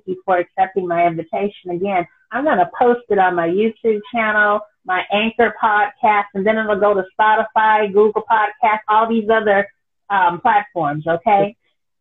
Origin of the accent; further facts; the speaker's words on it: San Francisco Bay Area, California, United States; I'm from California, the San Francisco Bay Area